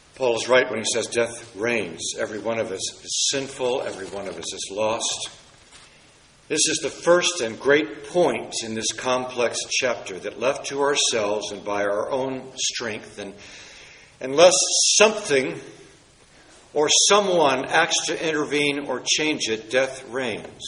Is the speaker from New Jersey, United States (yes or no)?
no; Washington, District of Columbia, United States; In my hometown of Washington, D.C.